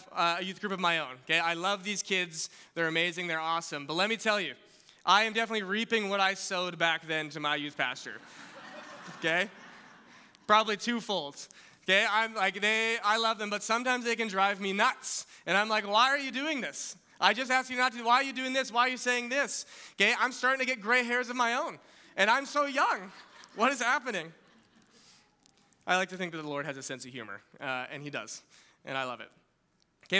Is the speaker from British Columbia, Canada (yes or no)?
yes; West Kelowna, British Columbia, Canada; I grew up in West Kelowna.